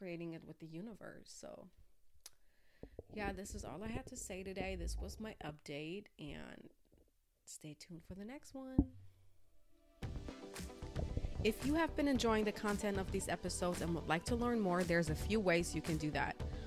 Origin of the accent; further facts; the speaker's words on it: Germany; I grew up in Germany